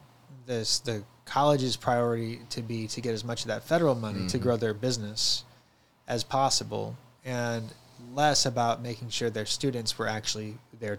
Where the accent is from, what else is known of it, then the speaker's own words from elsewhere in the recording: St. Louis, Missouri, United States; now in Searcy, United States; as an 18-year-old, I'm from St. Louis, so I started banking with Bank of America in St. Louis